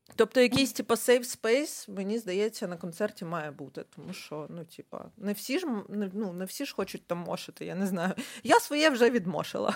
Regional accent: Ukraine; Я з України

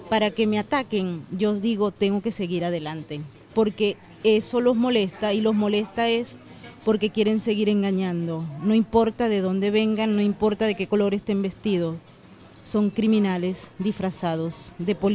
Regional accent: Venezuela; es muy triste como venezolanos que nos formamos en una democracia que no era la perfecta

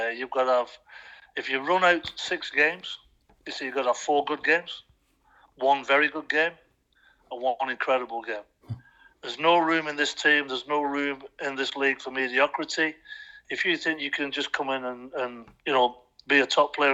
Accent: Bolton, North West England, United Kingdom; moved away as an adult; also born or lived in Plymouth / Ipswich; 365 miles away from my hometown, Bolton, in Lancashire.

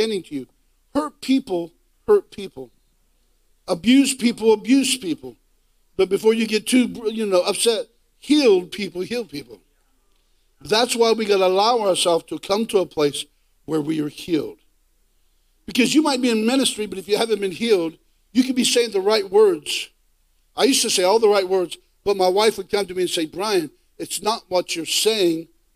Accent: Ohio, United States; I'm from Ohio in the United States

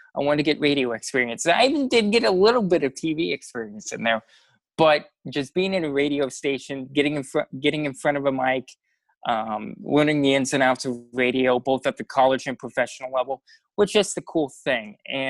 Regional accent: Montezuma, Iowa, United States; Montezuma, Iowa. For those of you who don't know, it's between Des Moines and Iowa City, just about 10 minutes south of the interstate off the Malcolm exit.

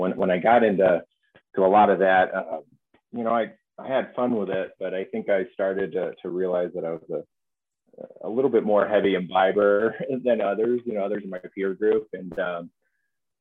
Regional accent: Austin, Texas, United States; I did a lot of my growing up in Austin, Texas, mostly in the hill country

